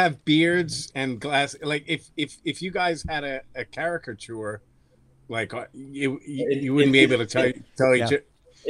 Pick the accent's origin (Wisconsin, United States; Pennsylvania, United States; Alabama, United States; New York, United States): Pennsylvania, United States; Philadelphia; also born or lived in former Eastern Bloc countries; I'm from Philadelphia